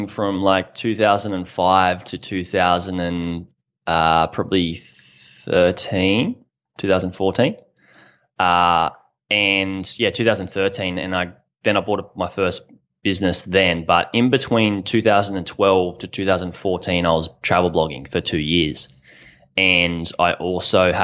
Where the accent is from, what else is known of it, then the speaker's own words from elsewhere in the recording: Australia; I'm from Australia.